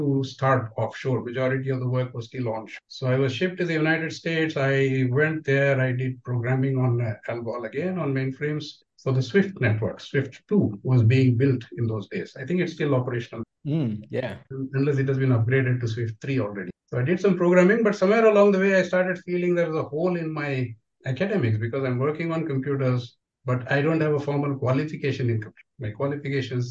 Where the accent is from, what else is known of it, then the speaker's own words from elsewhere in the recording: Tirunelveli, Tamil Nadu, India; moved away as an adult; also born or lived in Tiruchirappalli / United States; I grew up in Tamil Nadu in Tirunelveli. I did all my schooling there